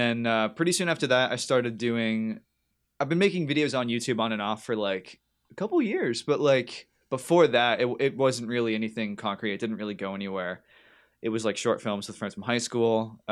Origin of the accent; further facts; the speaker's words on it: North Carolina, United States; born there; also born or lived in New Jersey / New Hampshire; Well, I was born in North Carolina, so I got rebel in my blood.